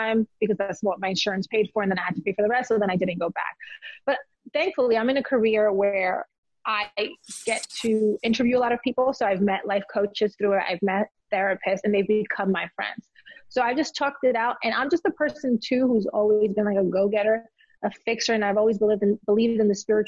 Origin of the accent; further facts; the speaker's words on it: Elmwood Park, New Jersey, United States; moved away as an adult; also born or lived in Colombia / South Texas / Charlotte, North Carolina / Dallas, Texas; now in Atlanta, United States; I grew up in Jersey, with Macedonian friends, Polish friends, Italian, Cubans, Puerto Ricans